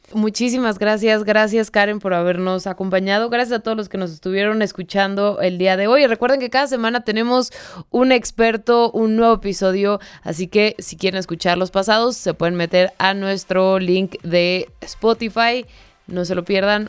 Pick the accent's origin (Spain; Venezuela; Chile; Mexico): Mexico; vivimos en un país súper malinchista